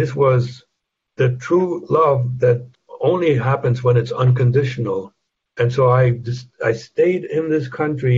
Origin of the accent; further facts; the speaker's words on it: Germany; moved away; I can't deny my German roots.